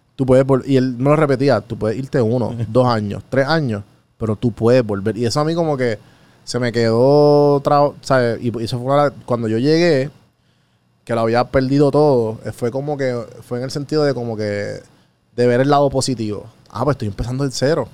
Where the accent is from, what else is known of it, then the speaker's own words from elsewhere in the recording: Puerto Rico; moved away as an adult; also born or lived in Atlanta, United States; me mudé de Puerto Rico a Atlanta en el huracán María